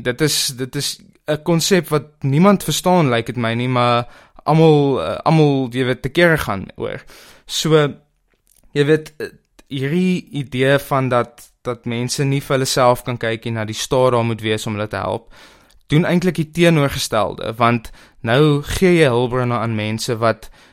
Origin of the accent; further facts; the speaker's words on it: South Africa; as Suid-Afrikaners